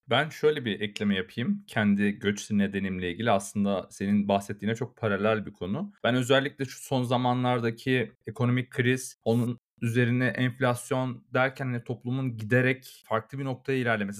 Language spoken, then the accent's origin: Turkish; Turkey; moved away; bir Türk olarak yani Türkiye ile hem hal olan bir Türk olarak